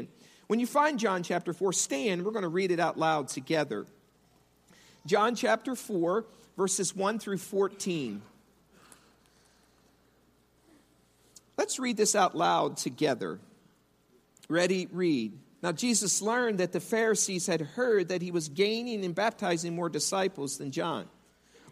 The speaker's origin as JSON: {"language": "English", "region": "East Coast", "country": "United States", "said": "I'm from the East Coast"}